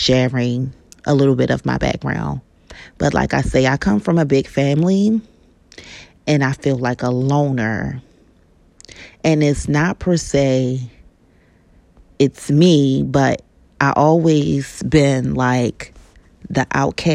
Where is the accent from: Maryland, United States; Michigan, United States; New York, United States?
Maryland, United States; Baltimore; I'm from Baltimore, Maryland.